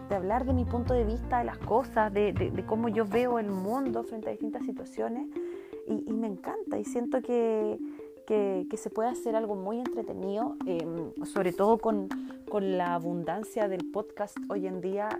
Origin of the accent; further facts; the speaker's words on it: Puerto Varas, Los Lagos, Chile; soy de Puerto Varas, tengo 32 años recién cumplidos